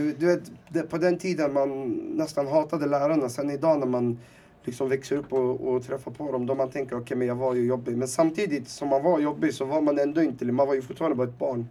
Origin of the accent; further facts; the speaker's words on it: Sweden; also born or lived in Timsamane, Rif Mountains, Morocco; jag var fyra år, uh, skulle fylla fem. Så jag fyllde fem i Sverige